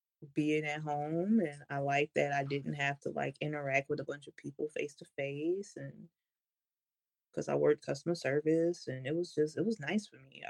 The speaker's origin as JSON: {"language": "English", "region": "Louisiana", "country": "United States", "tie": "born there", "lives_now": "Washington, United States", "said": "I was born in Louisiana."}